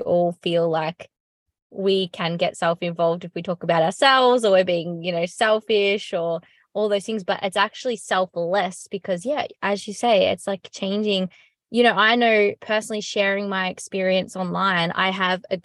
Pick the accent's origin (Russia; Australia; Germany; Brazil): Australia; as an Australian